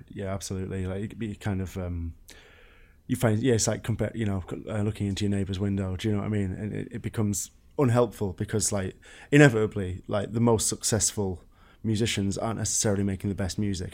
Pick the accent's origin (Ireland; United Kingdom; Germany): United Kingdom; England; moved away